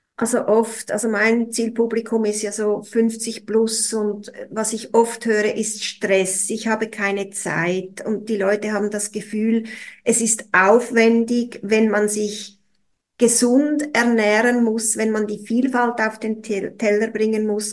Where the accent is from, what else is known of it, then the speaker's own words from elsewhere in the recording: Switzerland; bei uns in der Schweiz